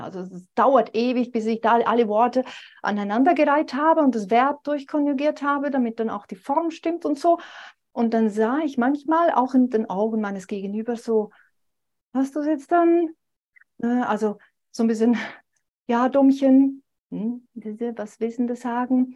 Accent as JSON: {"language": "German", "country": "Switzerland", "said": "mich als Schweizerin, ne, dass es manchmal für uns Schweizer schwierig ist"}